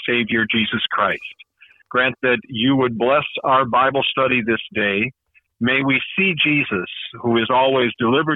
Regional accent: Wisconsin, United States; moved away; I'm from Wisconsin

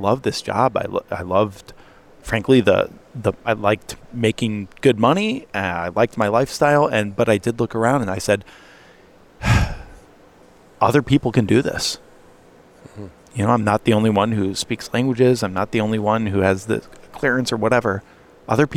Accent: Bolingbrook, Illinois, United States; growing up in Bolingbrook, Illinois

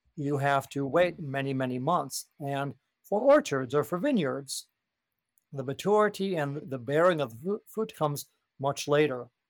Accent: United States; Speaking as an American Christian

